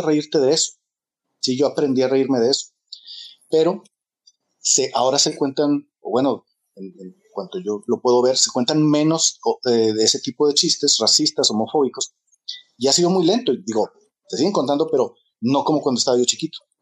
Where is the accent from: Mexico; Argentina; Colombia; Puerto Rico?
Mexico; crecí como una persona racista y homofóbica porque crecí en México en los 70